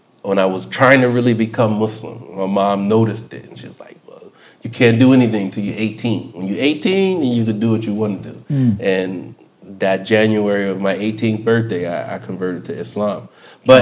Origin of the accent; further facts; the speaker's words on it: Chester, Pennsylvania, United States; I grew up in Philadelphia, Chester, PA to be exact